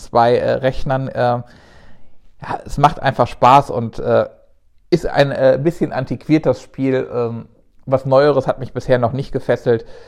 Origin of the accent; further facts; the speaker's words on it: Rhineland, Germany; als Rheinländer